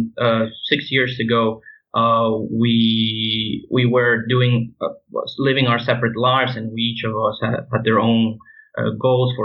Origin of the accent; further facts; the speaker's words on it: Venezuela; moved away as an adult; I'm from Venezuela, from Italian and other European descent. But I was born in South America.